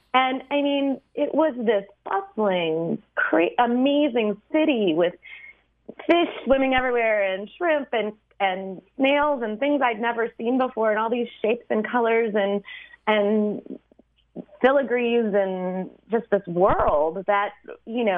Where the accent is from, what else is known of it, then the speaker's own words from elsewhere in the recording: St. Louis, Missouri, United States; I grew up in Missouri, in St. Louis